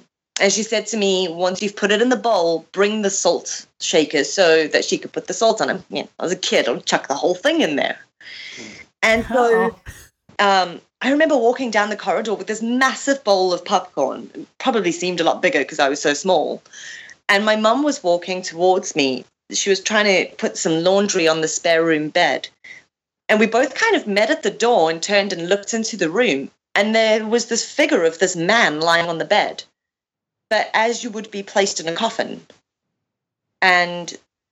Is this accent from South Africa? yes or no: yes; South Africa; moved away as an adult; also born or lived in Zimbabwe / Greece; now in England; My family moved to South Africa, and I was raised there up until my early 20s.